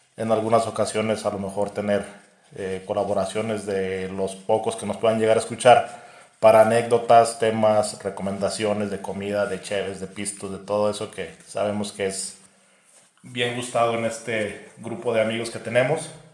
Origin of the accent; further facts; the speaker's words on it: Irapuato, Guanajuato, Mexico; somos de Irapuato, Guanajuato